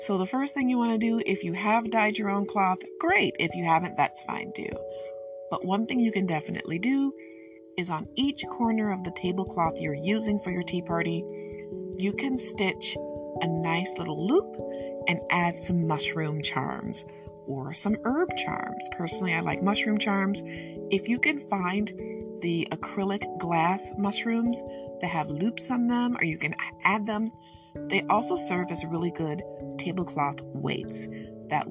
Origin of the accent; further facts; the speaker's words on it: Michigan, United States; I'm from Michigan, so my English is very regionally influenced